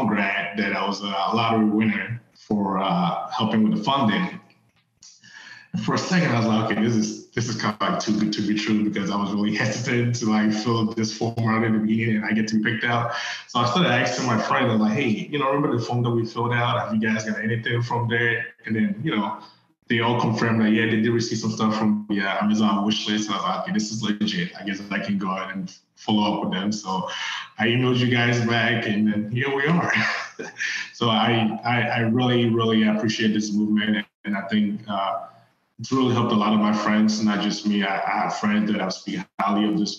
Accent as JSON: {"language": "English", "country": "Ghana", "tie": "born or raised there", "also_born_or_lived": "Virginia, United States / Cincinnati, United States", "moved": "as an adult", "lives_now": "United States", "said": "I grew up in Ghana. I did most of my schooling there."}